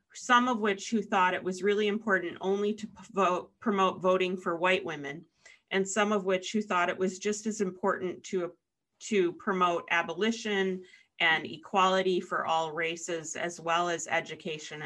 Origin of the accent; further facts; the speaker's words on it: Detroit, Michigan, United States; moved away; also born or lived in Kenosha, Wisconsin; I'm also originally from Detroit